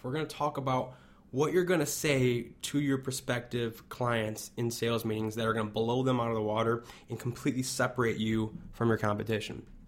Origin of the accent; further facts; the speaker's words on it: Chicago, Illinois, United States; I'm from Chicago